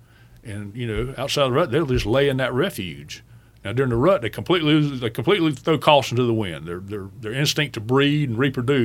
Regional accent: Okefenokee Swamp, South Georgia, United States; moved away; where I live, there are no swamps. But right. I'm from South Georgia. I was born right in the middle of Okefenokee Swamp.

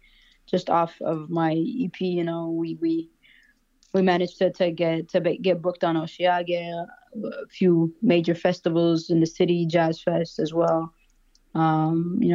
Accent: Montreal, Quebec, Canada; I grew up in NDG, which is a neighborhood in Montreal

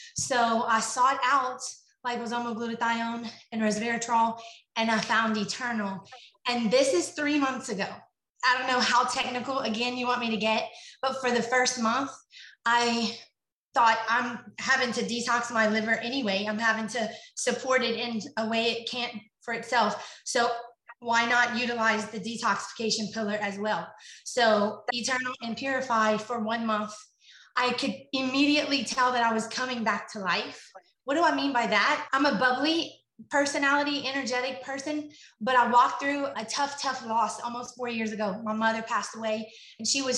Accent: Lafayette, Louisiana, United States; I am from Lafayette, Louisiana

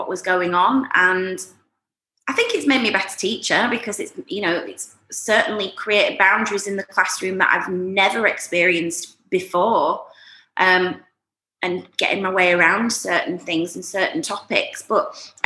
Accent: Yorkshire and the Humber, United Kingdom; moved away as an adult; also born or lived in Leeds; now in Dubai, United Arab Emirates; I'm Yorkshire born and bred, and I went to uni in Leeds.

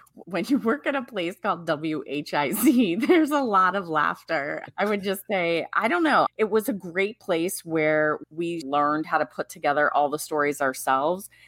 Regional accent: Washington, D.C. area, District of Columbia, United States; took that in D, in the D C Bureau and moved back to my hometown area

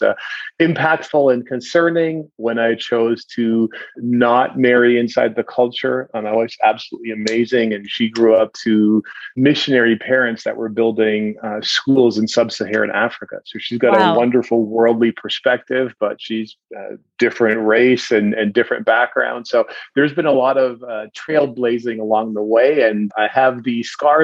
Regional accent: Williams Lake, British Columbia, Canada; I grew up in a small town in central British Columbia, a little town slash city. We thought we were a city. We were a little small town called Williams Lake.

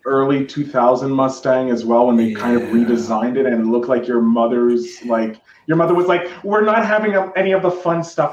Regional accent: Canada; I'm Canadian

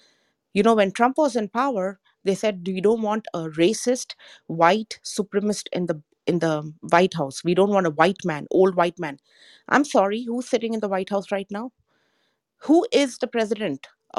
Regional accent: India; moved away as an adult; also born or lived in Africa; now in United States; I'm an Indian. I was born in India, but I was raised in Africa.

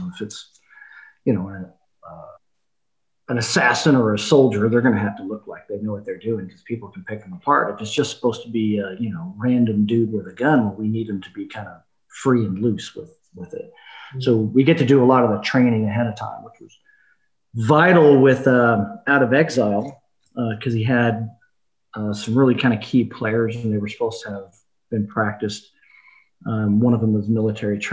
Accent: Oklahoma, United States; I'm from Oklahoma, and sometimes I play it up, you know, play the accent pretty thick.

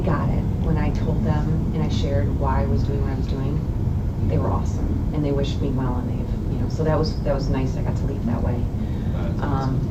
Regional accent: Chicago, Illinois, United States; moved away as an adult; also born or lived in Colorado / Louisiana / California; now in Wisconsin, United States; I grew up in Chicago

